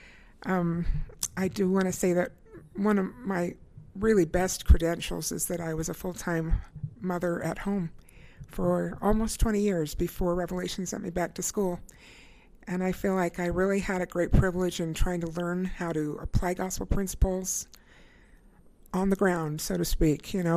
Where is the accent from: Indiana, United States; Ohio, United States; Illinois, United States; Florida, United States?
Indiana, United States; moved away as an adult; now in Utah, United States; I grew up in Indiana